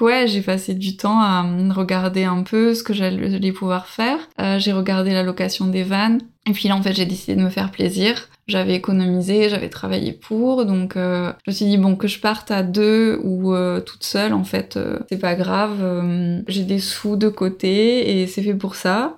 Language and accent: French; Bordeaux, Nouvelle-Aquitaine, France; moved away as an adult; also born or lived in Paris / Saskatchewan / Quebec / Sydney; now in Australia; je viens de Bordeaux à la base